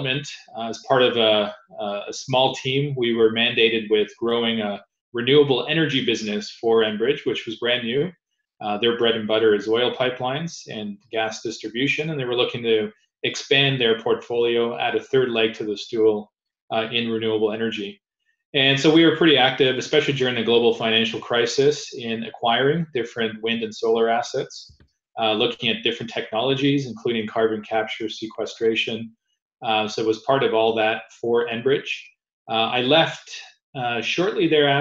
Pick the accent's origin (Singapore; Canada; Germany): Canada; As a Canadian